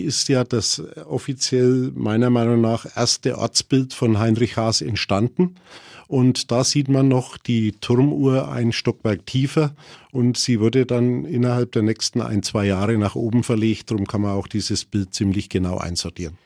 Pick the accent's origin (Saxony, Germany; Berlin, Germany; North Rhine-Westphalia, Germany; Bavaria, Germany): Bavaria, Germany; Roßtal; Ich bin im, am Marktplatz aufgewachsen